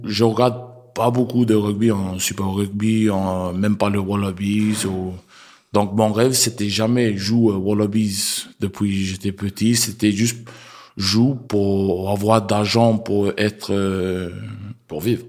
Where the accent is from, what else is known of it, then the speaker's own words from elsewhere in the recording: Brisbane, Queensland, Australia; French is a second language; moved away as an adult; also born or lived in New Zealand; now in France; on a grandi euh, en Brisbane, Australie